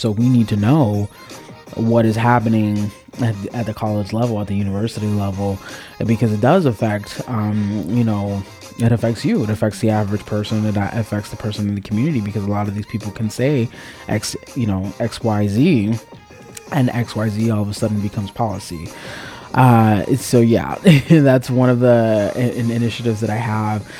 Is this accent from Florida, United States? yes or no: yes; Miami, Florida, United States; I was born and raised in Miami-Dade County